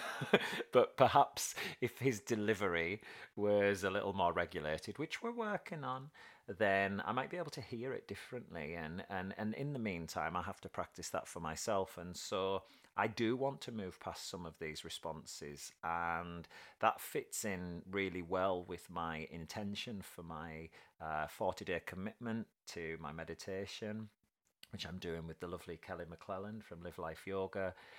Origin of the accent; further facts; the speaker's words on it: United Kingdom; being typically British